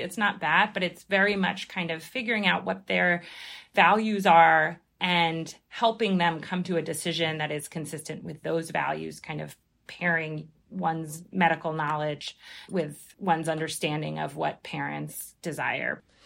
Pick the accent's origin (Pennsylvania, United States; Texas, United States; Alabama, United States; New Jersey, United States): Pennsylvania, United States; Philadelphia; now in New York, United States; I'm originally from Philadelphia